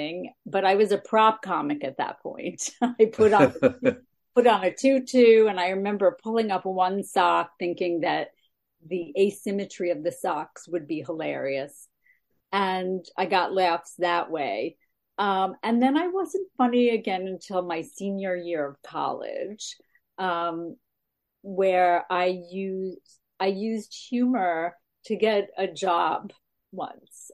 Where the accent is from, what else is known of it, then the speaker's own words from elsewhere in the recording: Roslyn Heights, New York, United States; moved away as an adult; also born or lived in Boston; I'm originally from New York, Long Island, Roslyn Heights, 110 Crescent Lane.